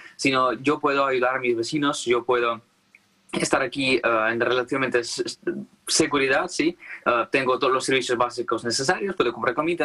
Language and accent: Spanish; Crimea, Ukraine; Spanish is a second language; moved away as an adult; now in Kyiv, Ukraine; yo originalmente soy de Crimea y desde 2014 yo no vivo ahí